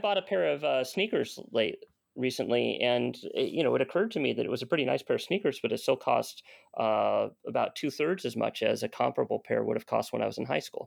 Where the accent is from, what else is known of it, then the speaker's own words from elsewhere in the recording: United States; I'm an American